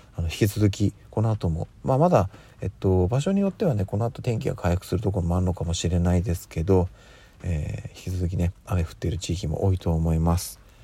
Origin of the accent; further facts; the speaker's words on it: Tokyo, Japan; 私はあの、東京に、まあ、生まれ育って、えー、今に至るわけなんですけども